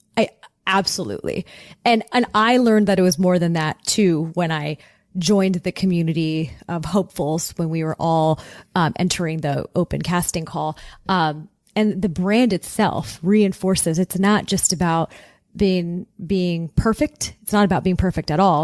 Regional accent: Southern California, United States; growing up in Southern California

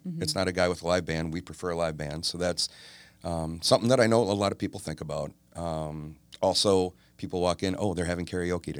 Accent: Oak Creek, Wisconsin, United States; also born or lived in Milwaukee; I am. So I was born in Milwaukee, grew up in Oak Creek.

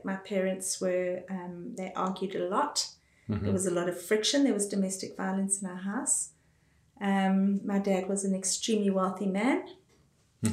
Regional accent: Johannesburg, Gauteng, South Africa; accent: South African; Born and bred. Johannesburg

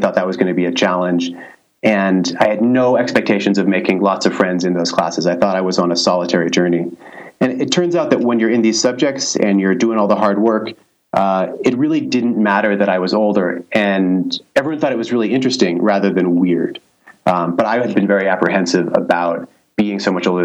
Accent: Santa Barbara, California, United States; moved away as an adult; also born or lived in China; I'm actually from Santa Barbara

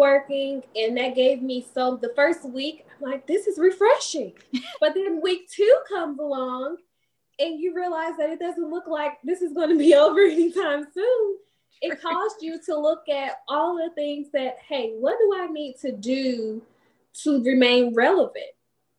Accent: East St. Louis, Illinois, United States; moved away as an adult; now in Huntsville, United States; I am originally from East St. Louis, Illinois. I came to Huntsville in 2009.

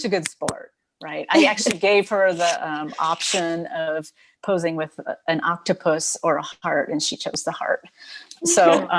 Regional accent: Boulder, Colorado, United States; moved away as an adult; also born or lived in San Francisco; now in Bay Area, United States; I grew up in Colorado.

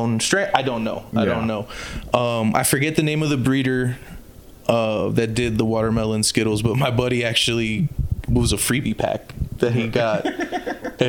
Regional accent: Miami, Florida, United States; I'm from Miami

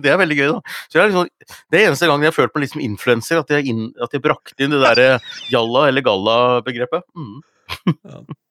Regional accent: Gjøvik, Innlandet, Norway; jeg er fra Gjøvik

